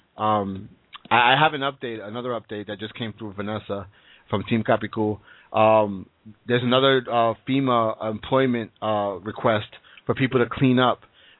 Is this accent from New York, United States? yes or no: yes; Brooklyn, New York, United States; from Brooklyn.